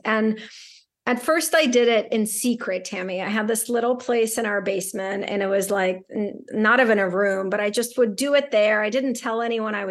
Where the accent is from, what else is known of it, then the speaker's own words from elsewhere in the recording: Saint Petersburg, Russia; also born or lived in New York City; now in Boston, United States; I grew up in St. Petersburg, Russia.